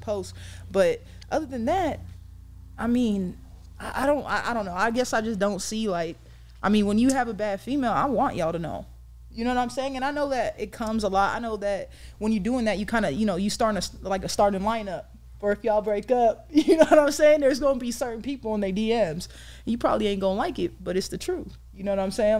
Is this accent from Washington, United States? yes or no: no; San Diego, California, United States; I'm from San Diego, California